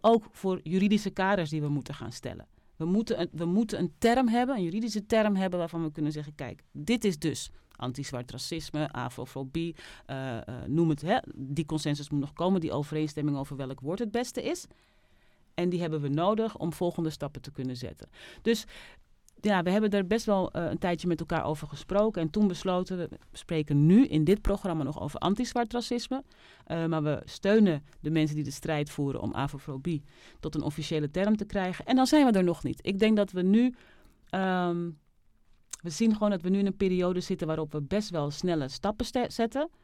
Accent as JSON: {"language": "Dutch", "country": "Netherlands", "tie": "born or raised there", "said": "Ik ben in Nederland geboren"}